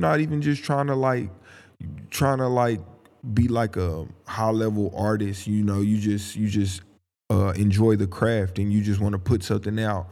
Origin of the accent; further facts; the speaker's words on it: Tulsa, Oklahoma, United States; I'm from Tulsa, Oklahoma